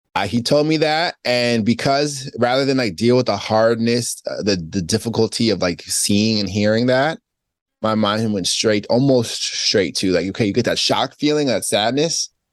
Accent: Spring Valley, New York, United States; also born or lived in Queens, New York; I'm from Spring Valley, Rockland County. I was born in Queens.

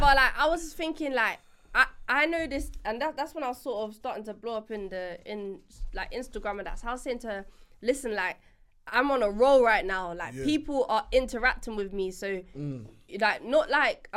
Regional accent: Jamaica; now in United Kingdom; I'm obviously from the Caribbean. And Jamaica.

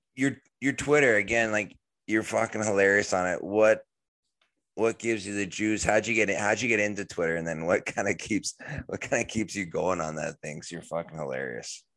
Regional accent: Canada; growing up in Canada

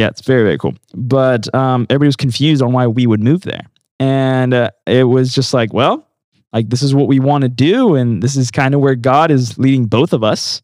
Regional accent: South Carolina, United States; also born or lived in Medellin, Colombia / Asheville, North Carolina; now in Alabama, United States; I was raised in South Carolina

